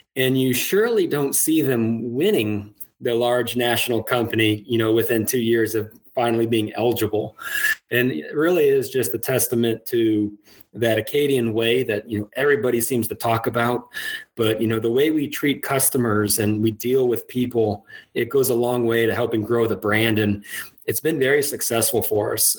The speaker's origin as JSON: {"language": "English", "region": "Iowa", "country": "United States", "also_born_or_lived": "Minnesota", "moved": "as an adult", "lives_now": "Lafayette, United States", "said": "I'm originally from the Midwest, how does uh, somebody from Iowa end up in Louisiana?"}